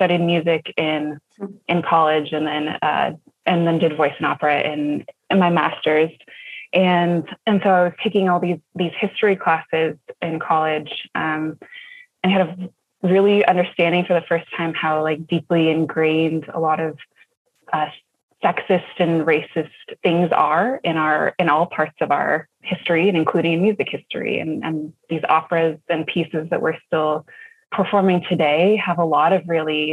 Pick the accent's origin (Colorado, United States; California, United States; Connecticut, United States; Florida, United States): California, United States; San Diego; I grew up in San Diego.